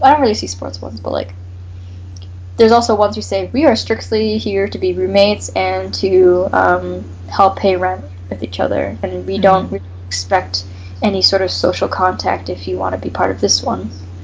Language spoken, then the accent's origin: English; Canada; first language English; also born or lived in United States; I come from Canada